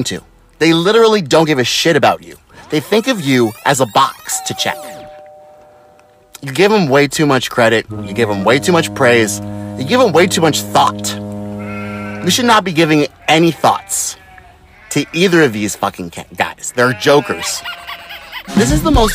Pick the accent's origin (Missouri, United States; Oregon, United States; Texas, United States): Texas, United States; San Antonio; I'm from San Antonio